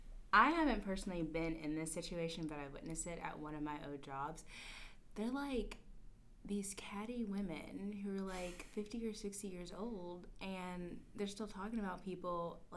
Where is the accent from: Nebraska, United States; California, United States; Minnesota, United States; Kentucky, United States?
Kentucky, United States; Lexington; moved away as an adult; now in Louisville, United States; I'm originally from Lexington, Kentucky, which is like our arch rivals at U of O.